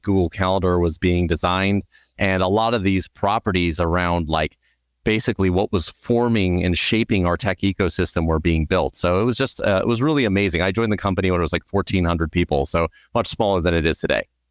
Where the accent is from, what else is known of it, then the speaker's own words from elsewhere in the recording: Southern California, United States; I grew up in Southern California